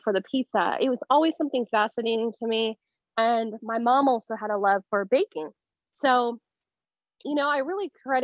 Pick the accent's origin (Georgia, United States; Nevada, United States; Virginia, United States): Nevada, United States; Las Vegas; moved away as an adult; now in Southern California, United States; I'm actually born and raised in Vegas